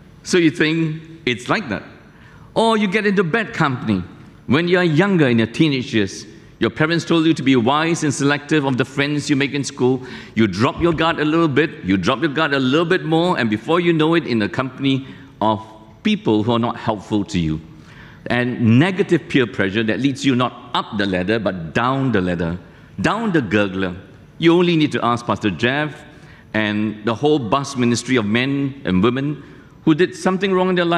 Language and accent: English; near Malacca, Malaysia; moved away; I took my test many years ago in Malacca, close to my hometown